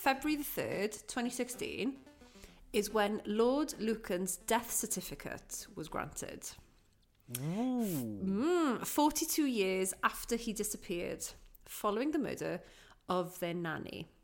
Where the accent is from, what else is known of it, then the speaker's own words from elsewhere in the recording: Aberystwyth, Wales, United Kingdom; I'm from Aberystwyth